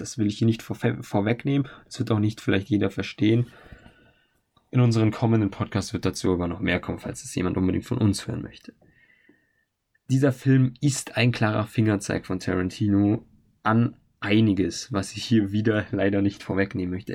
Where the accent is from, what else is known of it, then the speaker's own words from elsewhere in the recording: Germany; bei uns in Deutschland